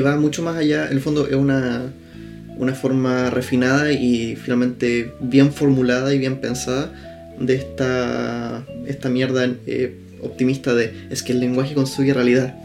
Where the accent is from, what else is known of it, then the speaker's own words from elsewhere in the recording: Temuco, Araucanía, Chile; estamos grabando desde Temuco, que es mi ciudad natal, no la tuya, pero en esta casa en la que estamos grabando hemos vivido prácticamente toda nuestra vida